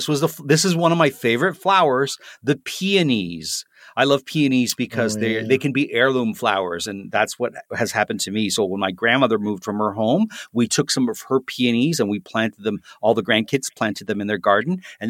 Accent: Toronto, Ontario, Canada; First one is not a flower that's native to my hometown of Toronto, Canada, but it is a flower that certainly grows here in Canada.

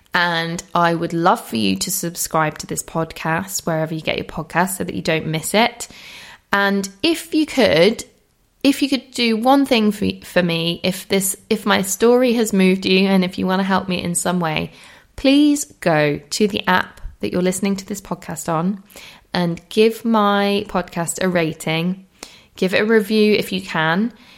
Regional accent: Holmfirth, Yorkshire and the Humber, United Kingdom; my hometown near Homefirth

